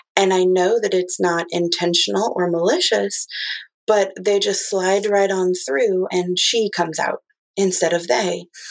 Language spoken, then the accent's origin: English; Midwest, United States; I'm from the Midwest